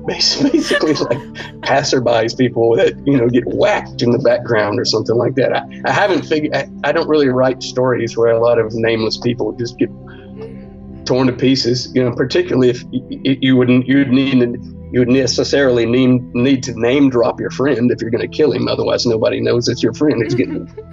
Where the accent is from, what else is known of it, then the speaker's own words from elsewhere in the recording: Central Alabama, United States; I'm from Central Alabama